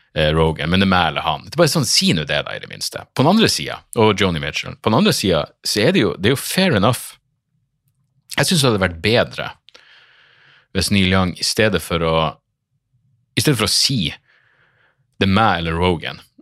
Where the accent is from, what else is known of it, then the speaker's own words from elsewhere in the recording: Northern Norway, Norway; accent: Northern Norwegian; du hater dialekten min, du hater nordlendinger